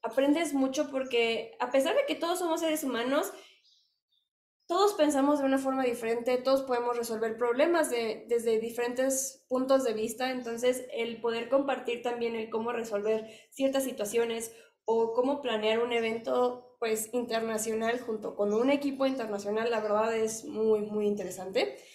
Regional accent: Mexico; somos mexicanos

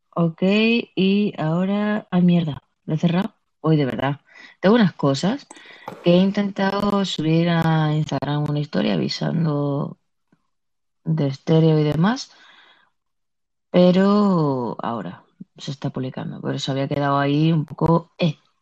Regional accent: Andalusia, Spain; accent: sevillano; yo también soy de Andalucía

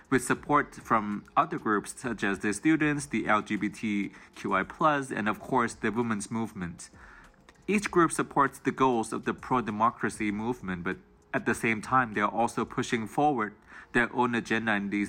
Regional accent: Thailand; from Thailand, and I'm going to talk about the women's movement that is happening here right now

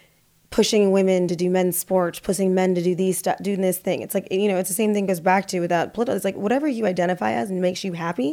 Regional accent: Midwest, United States; I grew up in the North or Midwest, I call it, but everyone says it's the North, and grew up Catholic, and everything's down here.

